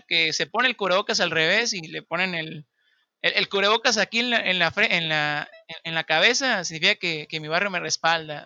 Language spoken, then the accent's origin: Spanish; Baja California Sur, Mexico; soy de Baja California